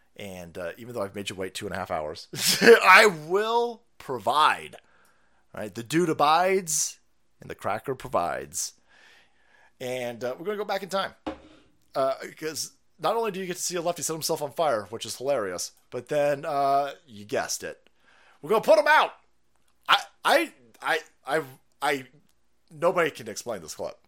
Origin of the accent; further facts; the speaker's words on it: Florida, United States; I'm from Florida